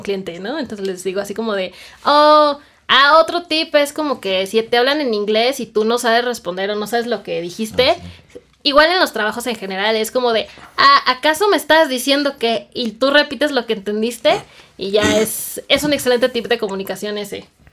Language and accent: Spanish; Mexico; accent: Mexican; yo sé que soy mexicana y que tal vez no pronuncio pues de la misma forma